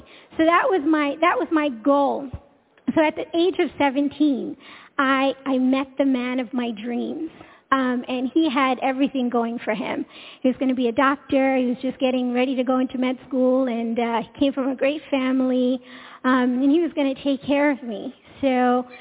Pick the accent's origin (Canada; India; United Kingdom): India; also born or lived in Long Island, New York; I come from India, and so my parents raised us to get an education, start a family